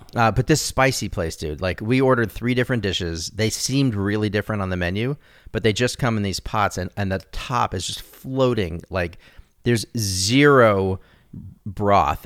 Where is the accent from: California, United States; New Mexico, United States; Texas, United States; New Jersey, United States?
New Mexico, United States; Santa Fe; I grew up in Santa Fe